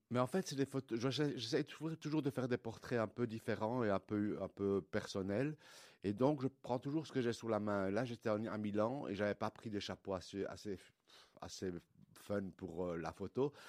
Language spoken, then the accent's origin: French; Liège, Wallonia, Belgium; je suis de Liège. En fait, mon père est arrivé en Belgique pour travailler dans les mines à Liège dans les années 50. Euh, et, voilà, je suis né en Belgique